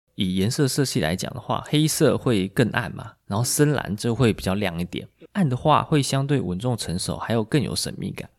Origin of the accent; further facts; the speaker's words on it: Taiwan; 我们台湾人